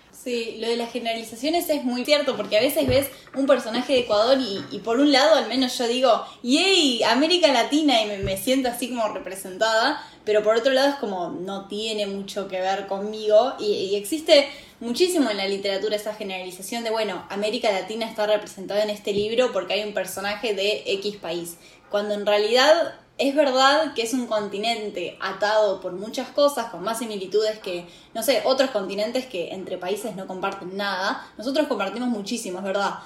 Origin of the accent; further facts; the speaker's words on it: Argentina; de donde vengo, la comunidad mapuche, que es una comunidad indígena de Argentina, está muy presente